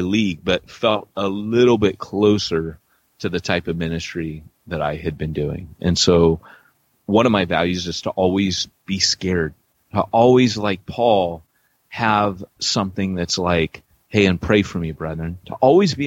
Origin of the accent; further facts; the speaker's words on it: Huntington Beach, California, United States; moved away; also born or lived in Wales; I grew up in Huntington Beach